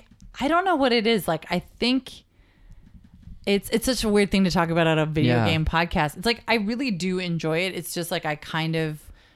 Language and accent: English; New York City, New York, United States; But I am from New York and then actually from New York